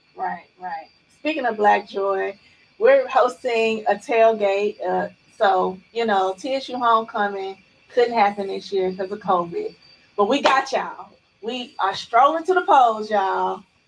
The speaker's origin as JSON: {"language": "English", "town": "Chattanooga", "region": "Tennessee", "country": "United States", "tie": "born or raised there", "moved": "yes", "lives_now": "Nashville, United States", "said": "I'm from Chattanooga, born in Alton Projects, raised in City View"}